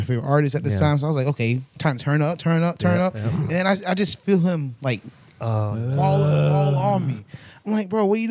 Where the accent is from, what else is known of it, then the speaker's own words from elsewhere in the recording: Palm Beach, Florida, United States; I'm from Palm Beach